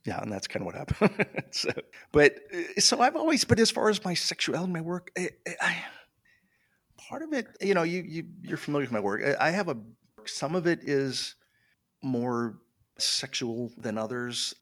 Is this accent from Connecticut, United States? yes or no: no; Michigan, United States; I grew up in Michigan